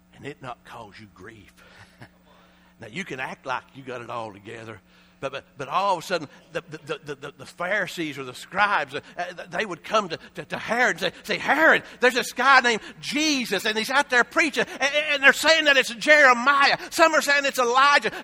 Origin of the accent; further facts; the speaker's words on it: Appalachia, United States; we're from Appalachia, Shar and I.